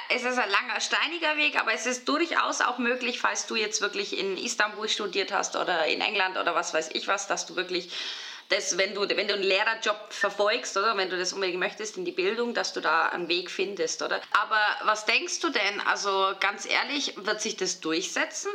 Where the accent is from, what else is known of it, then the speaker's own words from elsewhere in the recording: Bavaria, Germany; moved away as an adult; now in Switzerland; Ich bin ja aus Bayern, deswegen frage ich so verdutzt. Ich war 21 Jahre in, Bayern in der Schule